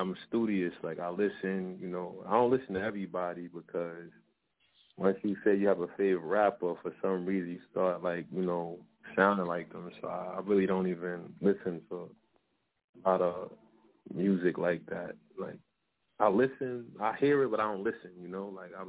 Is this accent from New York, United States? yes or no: yes; New York City, New York, United States; No, I'm from Harlem, Bronx. You know, New York City.